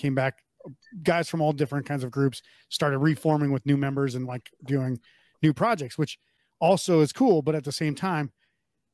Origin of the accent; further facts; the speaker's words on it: Mandan, North Dakota, United States; I grew up in Mandan, North Dakota, which is across the river from Bismarck, North Dakota